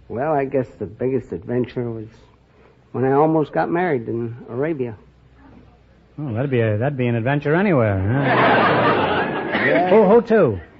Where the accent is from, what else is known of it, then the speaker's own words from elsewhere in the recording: Caernarfon, Wales, United Kingdom; now in Washington, United States; I'm from Carnarvon.